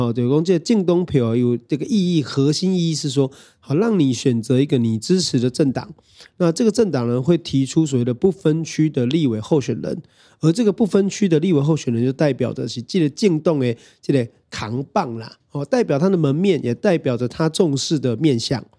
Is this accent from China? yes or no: no; Kaohsiung, Taiwan; 所以第一个其实还是要讲一下，是这个 B 边作为高雄人的愤怒啦。